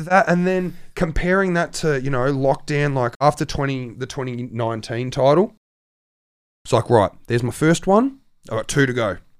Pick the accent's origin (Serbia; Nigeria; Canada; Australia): Australia; holy shit, I've only ever seen this place on DVDs Australia. And I'm the Australian dude.